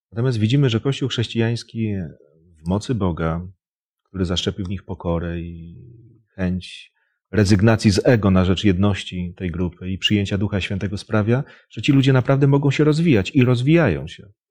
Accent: Poland; jesteśmy Polakami

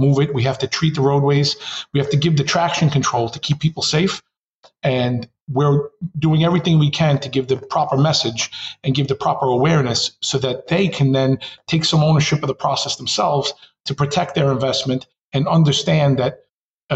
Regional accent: New York City, New York, United States; as a consummate New Yorker

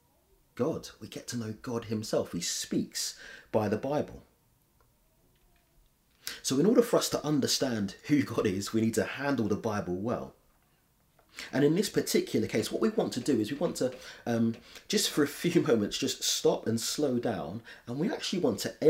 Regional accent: London, United Kingdom; I grew up in London

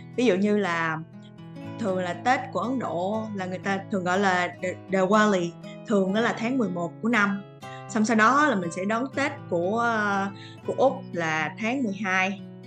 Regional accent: Vietnam; moved away as an adult; now in Australia; mình là người Việt Nam, mình vẫn luôn giữ cái văn hóa văn hóa của mình

